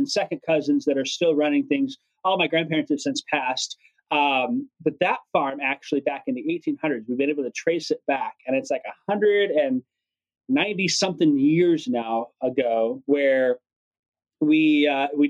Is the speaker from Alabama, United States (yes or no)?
no; Gibson City, Illinois, United States; also born or lived in Southwest Oklahoma; I grew up in Gibson City, born and raised there